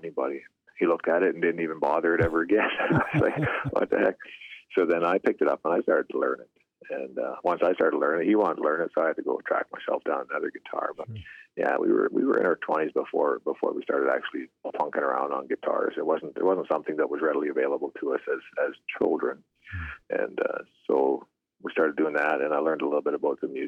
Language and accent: English; Pierceland, Saskatchewan, Canada; now in Leader, Canada; I'm from Pierce Land, Saskatchewan, in Canada. I'm residing in the southern part of the province now, Leader, Saskatchewan.